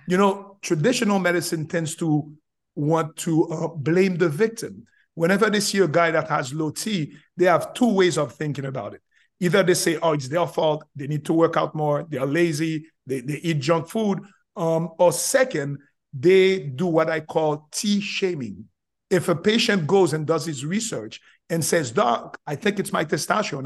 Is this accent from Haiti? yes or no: yes; Haiti; English is a second language; moved away as an adult; also born or lived in Florida; now in United States; I'm originally from Haiti, came from Haiti